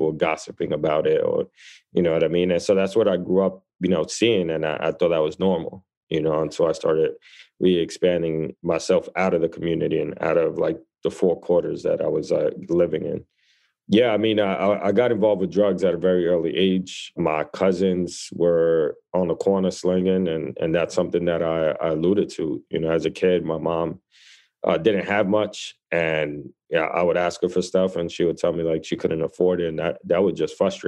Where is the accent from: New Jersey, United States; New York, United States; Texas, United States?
New York, United States; New York City; I grew up in the Lower East Side of New York City